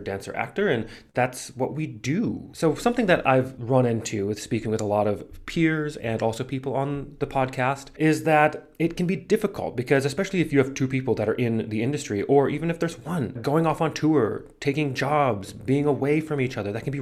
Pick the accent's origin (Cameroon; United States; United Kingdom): United States; moved away; also born or lived in New York; I'm from the United States.